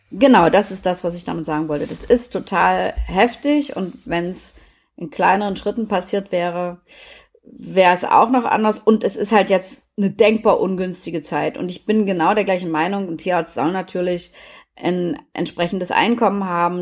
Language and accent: German; East Germany, Germany; ich bin ja in der DDR groß geworden